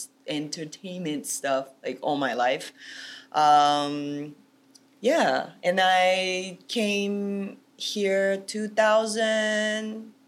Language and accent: English; Beppu, Oita, Japan; English is a second language; moved away as an adult; now in Los Angeles, United States; I'm originally from Japan and I'm born and raised there. And I'm from a very small town. It's called Beppu from Kyushu Island down south in Japan.